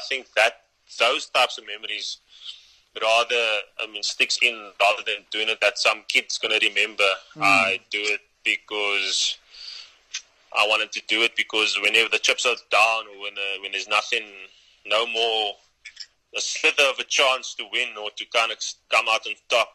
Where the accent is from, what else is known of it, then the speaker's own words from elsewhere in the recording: Cape Town, Western Cape, South Africa; moved away as an adult; also born or lived in Johannesburg, South Africa; now in Pretoria, South Africa; moved down to Cape Town when I was five. Lived there for 17 years till 22